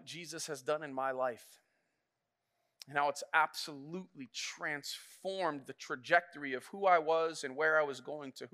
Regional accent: Flint, Michigan, United States; I grew up in Flint

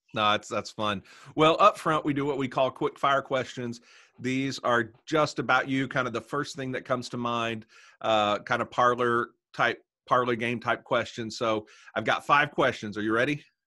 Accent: Tennessee, United States; also born or lived in Arkansas; now in Little Rock, United States; I'm from Tennessee, but, uh, but have been in Arkansas

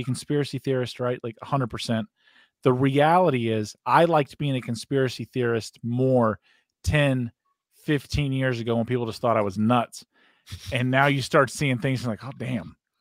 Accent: United States; as an American, I'm I'm proud of being American. I love being an American.

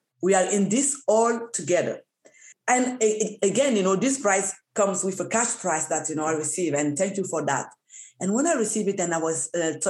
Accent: Canada; because I think it's the responsibility of the government to support us, because we're Canadian, like any other disease.

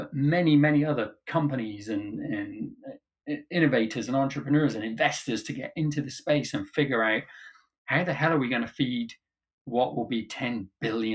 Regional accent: Cornwall, South West England, United Kingdom; moved away as an adult; now in United States; when I was growing up in Cornwall

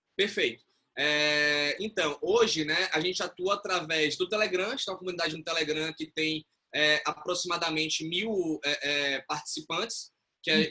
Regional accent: Bahia, Brazil; moved away; also born or lived in São Paulo; eu sou baiano.

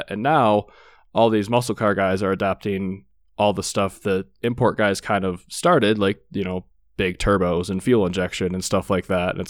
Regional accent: Michigan, United States; growing up in Michigan because you know two hours north of Detroit, everybody was a hot rodder out there.

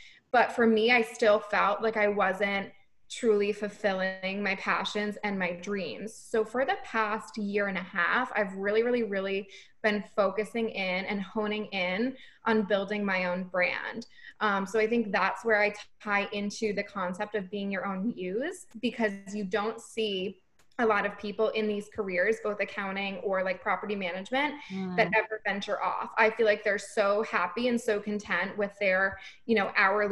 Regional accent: Rhode Island, United States; moved away as an adult; now in Boston, United States; I grew up in Rhode Island, and I ended up moving to Boston about 7 years ago

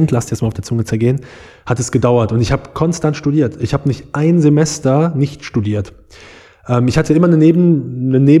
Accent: Aachen, North Rhine-Westphalia, Germany; Ich bin gebürtiger Aachener, Escher Jung. Ähm, also wirklich hier sehr repräsentativ. Ich liebe meine Stadt, ich liebe die Kaiserstadt Aachen. Bin hier groß geworden, zum Großteil.

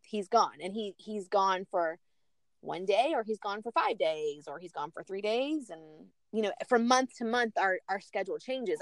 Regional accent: Chattanooga, Tennessee, United States; moved away as an adult; also born or lived in Knoxville, Tennessee; now in Orlando, United States; I grew up in Chattanooga

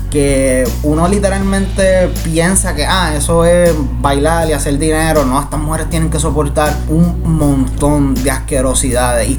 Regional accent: Puerto Rico

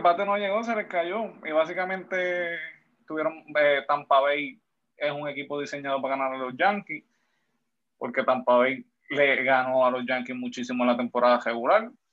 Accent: Puerto Rico; yo soy de Juanadía

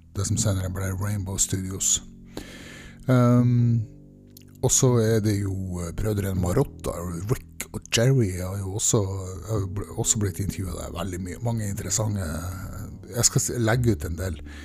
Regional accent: Mosjøen, Nordland, Norway; Jeg er fra en liten industriplass som heter Mosjøen. Og der vokste jeg opp

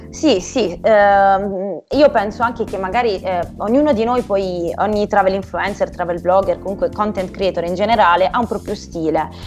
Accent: Bari, Apulia, Italy; io vivendo a Bari

